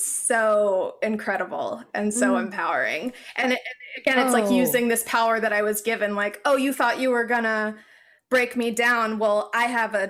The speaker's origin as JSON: {"language": "English", "region": "Alabama", "country": "United States", "tie": "born or raised there", "said": "growing up in the South"}